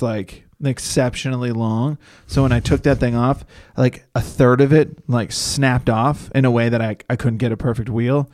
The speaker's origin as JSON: {"language": "English", "region": "Northeast", "country": "United States", "moved": "yes", "lives_now": "Los Angeles, United States", "said": "I'm from the Northeast"}